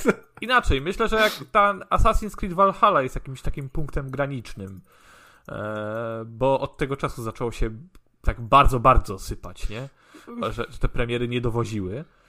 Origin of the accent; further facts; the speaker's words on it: Gdańsk, Pomeranian Voivodeship, Poland; u nas w Gdańsku na przykład na Żabiance